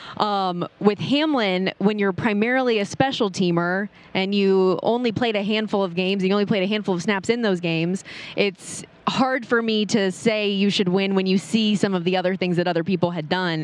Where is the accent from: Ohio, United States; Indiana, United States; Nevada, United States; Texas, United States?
Nevada, United States; Las Vegas; I born and raised